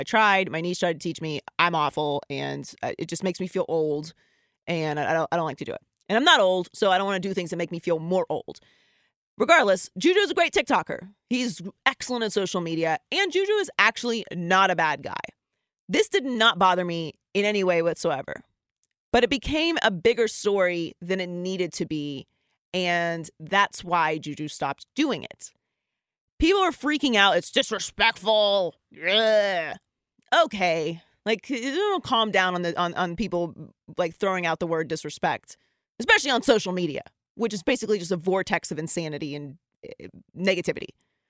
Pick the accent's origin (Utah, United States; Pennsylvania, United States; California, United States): Pennsylvania, United States; Pittsburgh; I grew up in Pittsburgh.